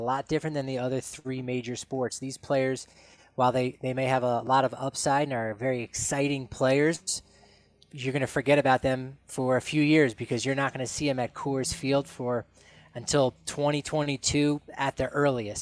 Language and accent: English; New Jersey, United States; as a child growing up in New Jersey